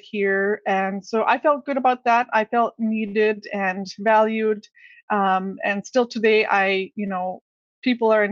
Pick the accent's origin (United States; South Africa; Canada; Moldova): Canada; Inuit community in the North; here in my hometown